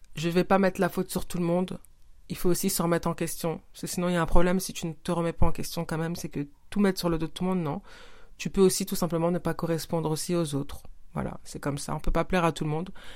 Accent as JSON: {"language": "French", "country": "Senegal", "said": "mon pays d'origine, le Sénégal"}